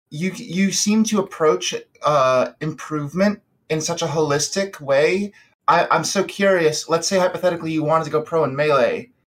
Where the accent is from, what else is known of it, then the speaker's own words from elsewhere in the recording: Georgia, United States; now in New York, United States; from uh, I'm from Georgia originally, but I'm in New York.